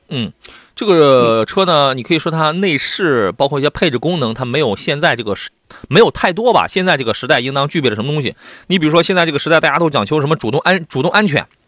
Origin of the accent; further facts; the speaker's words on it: Shandong, China; 这是咱们中国人这个，而且也是咱们山东人啊自己造了这么一个东西。